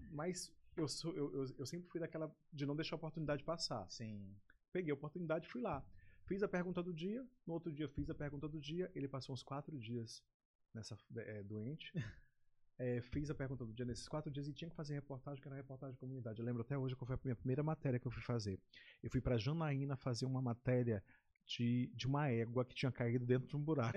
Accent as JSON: {"language": "Portuguese", "town": "Pinheiro", "region": "Maranhão", "country": "Brazil", "tie": "born or raised there", "also_born_or_lived": "São Paulo / Rio de Janeiro / Belém", "lives_now": "São Luís, Brazil", "said": "Eu sou natural de Pinheiro, Pinheiro Maranhão, Pinheiro. do interior do estado, da Baixada Maranhense. Eu nasci em Pinheiro, vim para cá com 13 anos"}